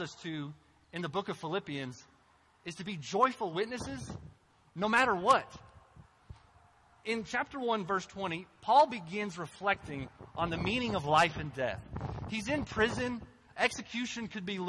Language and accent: English; Cynthiana, Kentucky, United States; moved away as an adult; also born or lived in North Africa; my hometown, Cynthiana